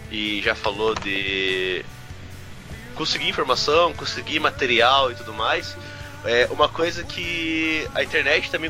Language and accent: Portuguese; Curitiba, Paraná, Brazil; born or raised there